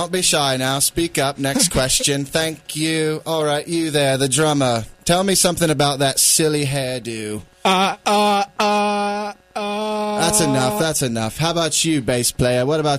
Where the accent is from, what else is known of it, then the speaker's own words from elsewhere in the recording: New Hampshire, United States; I'm from …. New Hampshire.